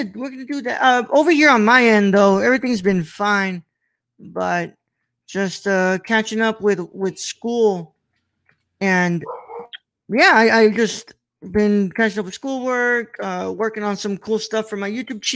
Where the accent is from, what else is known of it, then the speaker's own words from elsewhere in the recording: Texas, United States; I've lived here my whole life